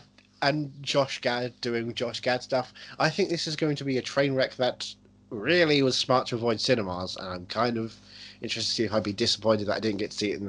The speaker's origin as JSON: {"language": "English", "country": "Ireland", "said": "I'm an Irishman."}